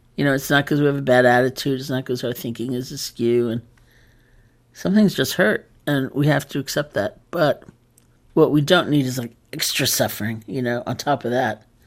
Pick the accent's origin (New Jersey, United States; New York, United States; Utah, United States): New York, United States; I am a New Yorker